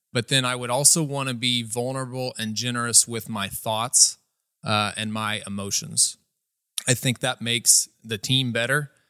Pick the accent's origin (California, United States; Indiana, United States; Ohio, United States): Indiana, United States; Atlanta; I grew up here in Atlanta, Indiana.